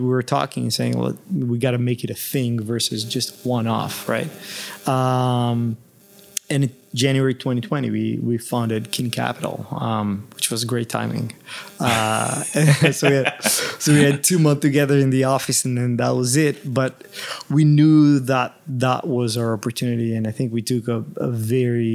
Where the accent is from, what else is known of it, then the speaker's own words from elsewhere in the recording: Israel; moved away as an adult; now in Toronto, Canada; I was born and raised in Israel in a small town in a place called the kibbutz, which is like a tiny little place in Israel, like not too far from Tel Aviv